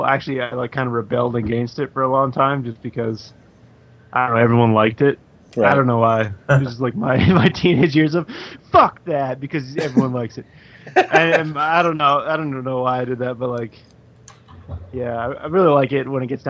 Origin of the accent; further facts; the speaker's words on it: Calgary, Alberta, Canada; moved away as an adult; also born or lived in Vancouver, Canada; now in Toronto, Canada; basically Calgary for 24 years, and then 6 years in Vancouver, and then since 2010 here